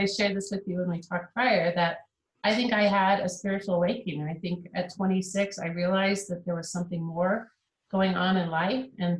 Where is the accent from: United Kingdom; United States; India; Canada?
United States; Kansas City; I grew up in Kansas City. That's my hometown.